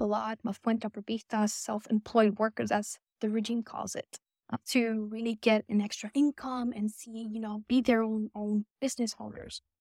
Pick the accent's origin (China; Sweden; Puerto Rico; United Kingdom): Puerto Rico; I went to school in Puerto Rico. I was born and raised in Puerto Rico